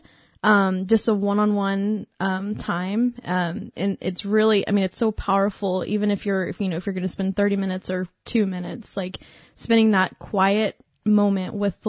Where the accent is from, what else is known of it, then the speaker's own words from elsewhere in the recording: Dallas, Texas, United States; moved away as an adult; now in Stephenville, United States; I'm from Dallas